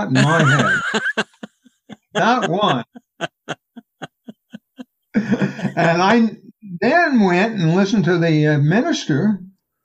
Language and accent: English; New Orleans, Louisiana, United States; also born or lived in Brownsville, Texas; When we moved to New Orleans from Brownsville